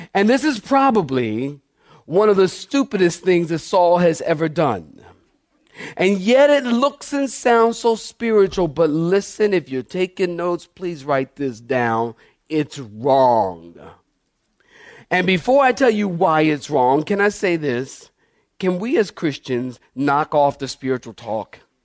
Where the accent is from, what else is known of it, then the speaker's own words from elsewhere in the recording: Philadelphia, Pennsylvania, United States; Maybe I'm talking like this 'cause I'm from Philly